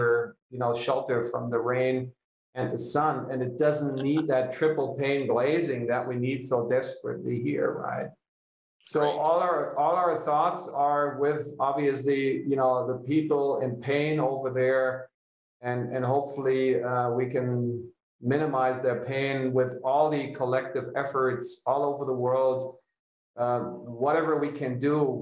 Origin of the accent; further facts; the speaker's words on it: Hanover, Lower Saxony, Germany; now in Munich, Germany; building the first off-the-grid kindergarten for my hometown in Hanover